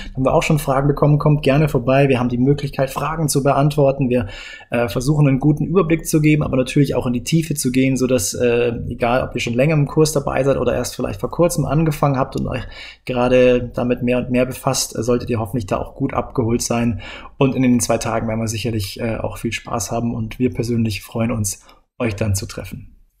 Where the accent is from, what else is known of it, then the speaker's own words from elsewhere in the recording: Bavaria, Germany; moved away; Ich bin ja aus Bayern raus und ich, ach, dieses bayerische Mir ist an mir